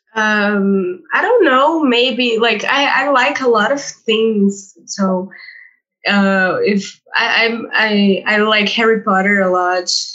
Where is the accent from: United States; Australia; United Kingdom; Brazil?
Brazil; first language Portuguese; English is a second language; Portuguese, obviously, because I was born in Brazil.